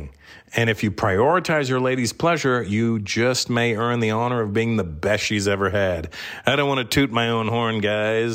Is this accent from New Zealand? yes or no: no; Canada; I'm Canadian